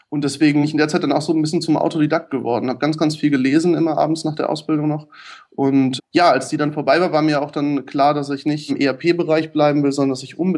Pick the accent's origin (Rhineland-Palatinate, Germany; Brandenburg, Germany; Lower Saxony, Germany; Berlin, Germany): Lower Saxony, Germany; Göttingen; born there; der Witz ist, ich bin in Göttingen geboren, was äh, ganz gleich um die Ecke liegt, aber schon so oft umgezogen